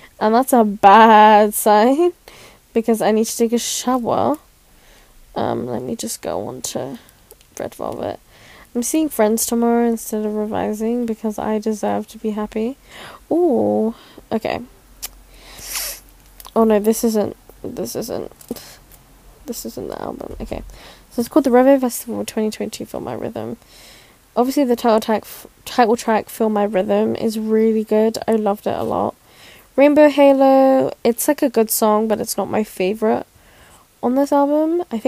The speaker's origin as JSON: {"language": "English", "country": "Philippines", "said": "I'm Filipino, don't come for me, because I can't pronounce things."}